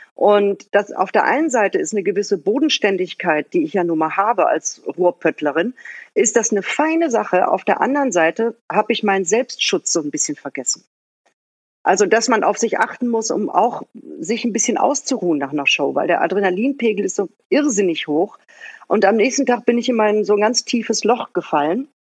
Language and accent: German; Bottrop, North Rhine-Westphalia, Germany; also born or lived in Mülheim an der Ruhr; now in Berlin, Germany; geboren bin ich in Mülheim an der Ruhr, aufgewachsen im Bottrop in Westfalen